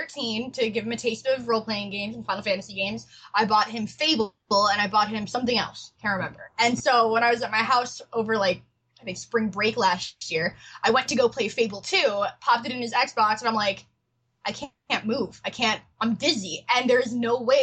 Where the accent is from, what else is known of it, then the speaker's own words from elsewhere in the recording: Chicago, Midwest, United States; accent: Chicago; I'm from the Midwest, so for me, I speak English, American English, and people will tell me like, "Oh, you have such a Chicago accent,"